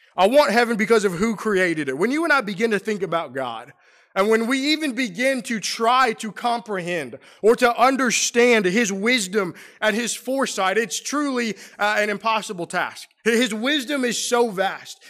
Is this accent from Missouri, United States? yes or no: yes; St. Louis, Missouri, United States; moved away as an adult; also born or lived in Middle Tennessee; now in Roanoke, United States; I grew up in Saint Louis